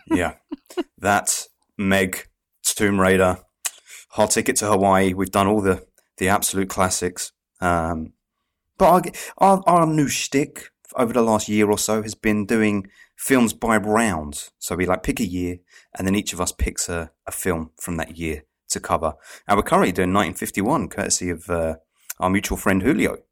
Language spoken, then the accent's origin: English; England, United Kingdom; I, I'm from England